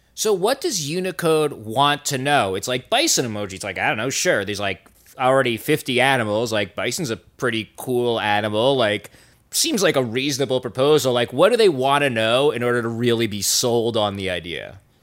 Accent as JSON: {"language": "English", "country": "United States", "said": "I'm an American idiot"}